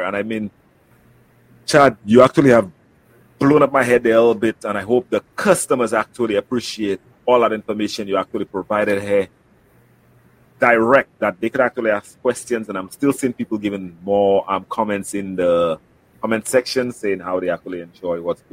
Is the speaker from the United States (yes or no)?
no; St. Lucia; I'm from St. Lucia